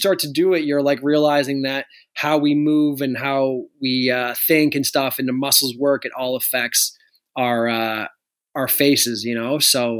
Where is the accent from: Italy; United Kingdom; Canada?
Canada; No, Canadians are polite, but we're very shy.